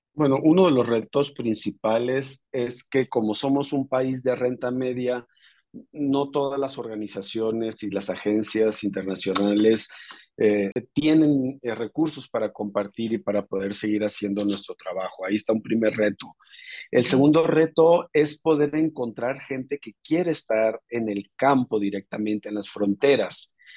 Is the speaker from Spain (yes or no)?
no; northern Mexico, Mexico; yo soy una persona transfronteriza del norte de México con raíces eh, familiares tanto en Arizona, Texas y Chihuahua